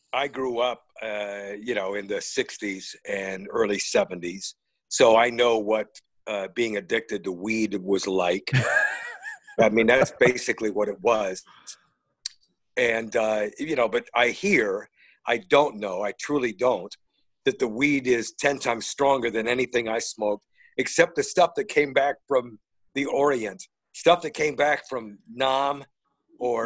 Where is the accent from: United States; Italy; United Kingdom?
United States; Northern Indiana; moved away; I'm a Notre Dame guy because I grew up in Northern Indiana